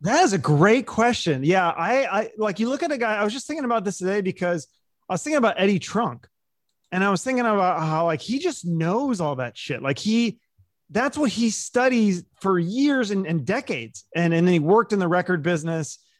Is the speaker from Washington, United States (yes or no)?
yes; Seattle, Washington, United States; I was growing up in Seattle